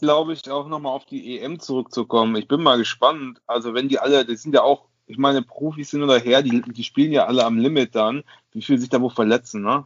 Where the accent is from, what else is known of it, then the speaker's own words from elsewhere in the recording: Osnabrück, Lower Saxony, Germany; now in Cologne, Germany; ich bin ja gebürtiger Osnabrücker, dann nach Köln gezogen